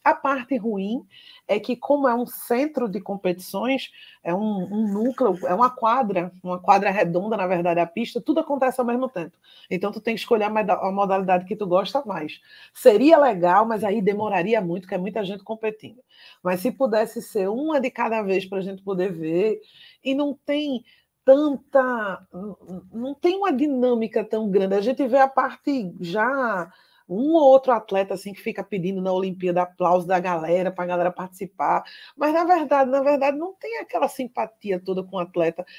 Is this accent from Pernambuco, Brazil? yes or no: yes; Pernambuco, Brazil; a gente é pernambucano